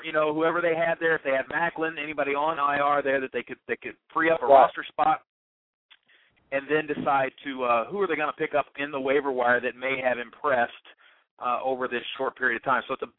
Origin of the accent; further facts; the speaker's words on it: New Albany, Indiana, United States; New Albany? It's my hometown.